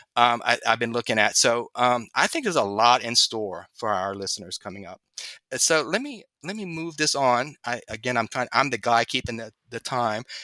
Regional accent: Louisiana, United States; my home state, Louisiana

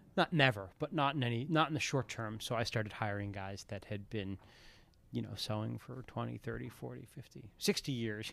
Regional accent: New Hampshire, United States; also born or lived in Philadelphia, Pennsylvania; I moved to New Hampshire when I was around twelve. So, kinda twelve to eighteen, formative years in New Hampshire and as a kid in Philadelphia

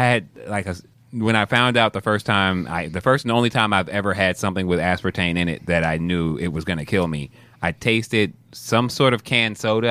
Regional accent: Texas, United States; moved away; I claim Texas is home

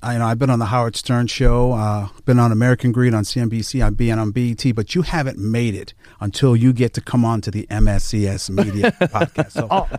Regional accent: Jamaica; I'm a Jamaican.

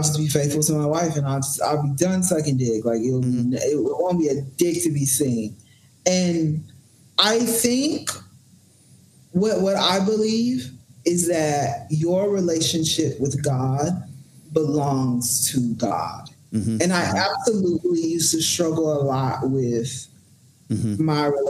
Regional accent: the South, United States; So I remember I grew up in the Bible Belt, so I was part of all the church programs, all the churches

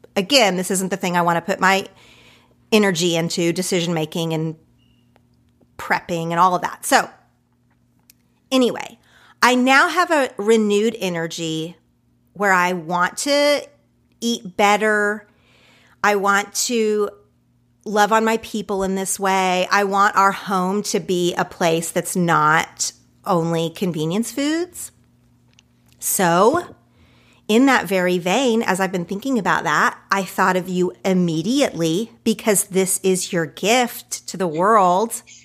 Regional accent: Oklahoma, United States; now in Los Angeles, United States; the type of food that I grew up with in Oklahoma

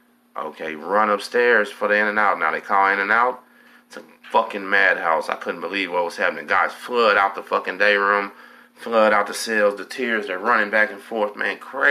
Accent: Galveston, Texas, United States; Where you from? I say, I'm from Galveston.

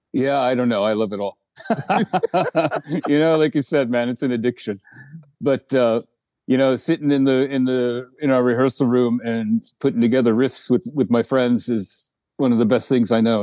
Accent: Eureka, California, United States; also born or lived in New Jersey; now in Sweden; I grew up actually in Northern California

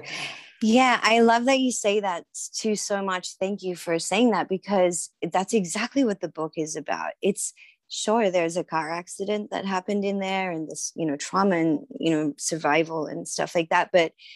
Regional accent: Sydney, New South Wales, Australia; now in San Diego, United States; I am originally from Sydney, Australia. That's where I grew up

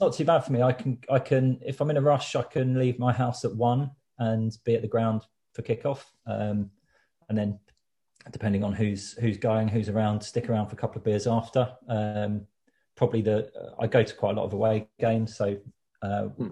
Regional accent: Worthing, South East England, United Kingdom; now in London, United Kingdom; I grew up in Worthing

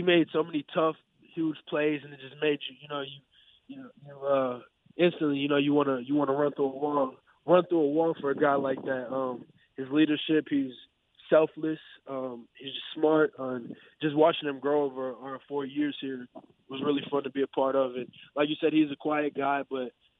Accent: Madison, Wisconsin, United States; Madison, just with that being my hometown and me growing up and going to some Badger games

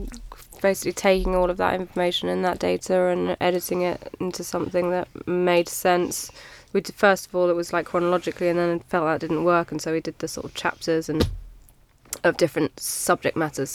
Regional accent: England, United Kingdom; I'm English

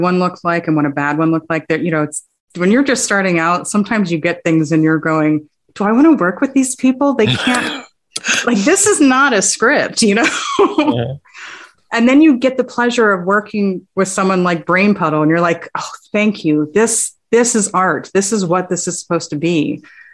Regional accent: Las Vegas, Nevada, United States; I grew up in Vegas. I wasn't born here, but I was raised here, essentially

